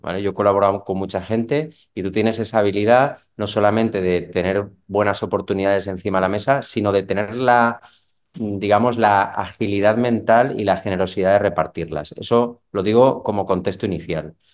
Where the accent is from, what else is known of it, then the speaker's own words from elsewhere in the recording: Valencia, Valencian Community, Spain; moved away as an adult; also born or lived in Barcelona; aunque soy de Valencia, me trasladé a Barcelona